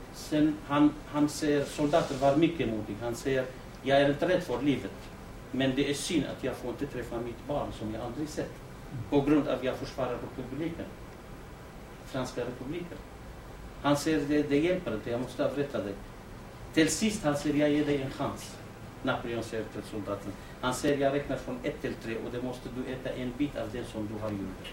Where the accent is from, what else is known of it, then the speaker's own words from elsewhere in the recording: Rawanduz, Kurdistan Region, Iraq; Swedish is a second language; now in Eskilstuna, Sweden; jag är från Rawandus.